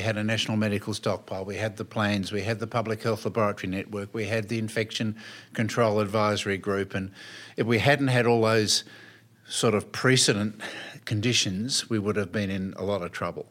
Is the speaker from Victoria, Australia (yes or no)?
yes; Melbourne, Victoria, Australia; grew up in Melbourne, fairly conservative, middle class upbringing